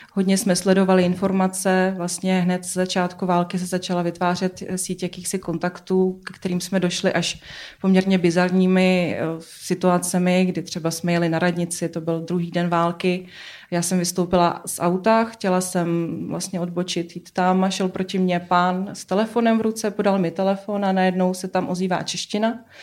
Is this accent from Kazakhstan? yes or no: yes; Kazakhstan; moved away; jsem původem z Kazachstánu